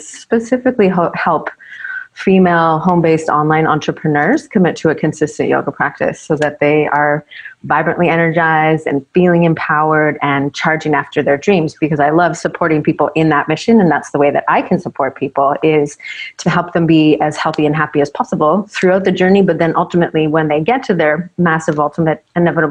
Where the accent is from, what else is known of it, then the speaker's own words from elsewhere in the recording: Ontario, Canada; moved away as an adult; also born or lived in United States / British Columbia, Canada; now in Maui, United States; Both my parents are Canadian, so I was raised in Ontario, Canada. And then lived most of my life there